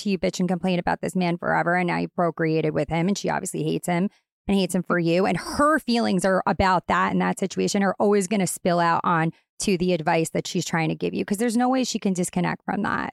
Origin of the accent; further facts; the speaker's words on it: Long Island, New York, United States; I'm straight up from Long Island. I'm very Long Island